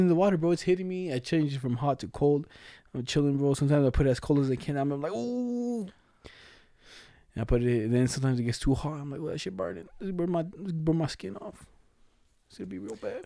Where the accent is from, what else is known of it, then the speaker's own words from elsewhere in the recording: Mexico; accent: Mexican Spanish; moved away; I was born in Mexico.